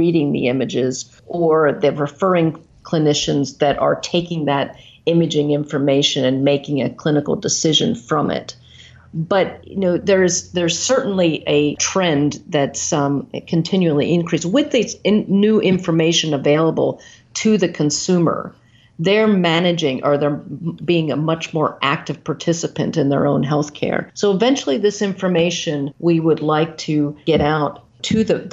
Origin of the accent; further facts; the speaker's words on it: Maryland, United States; moved away as an adult; now in Iowa, United States; Yeah, so I'm from Maryland. Very proud to be from the East Coast